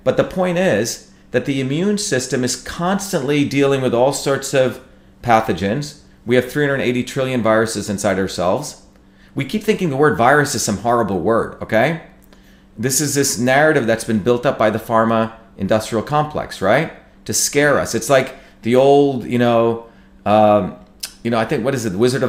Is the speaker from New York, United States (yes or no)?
no; New Jersey, United States; no different than my grandparents who were poor farmers in, you know, in India, or landscapers who I grew up with in New Jersey.